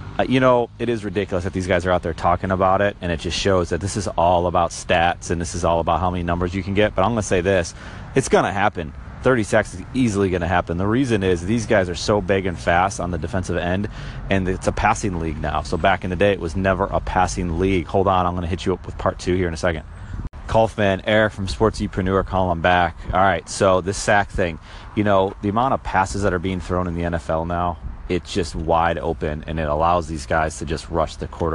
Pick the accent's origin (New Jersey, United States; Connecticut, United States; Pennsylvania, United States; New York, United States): New York, United States; Buffalo; I'm from Buffalo